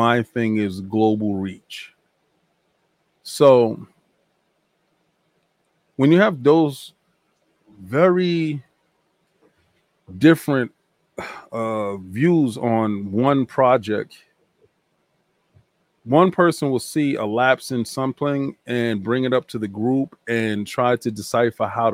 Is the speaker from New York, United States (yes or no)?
yes; New York, United States; I'm from New York.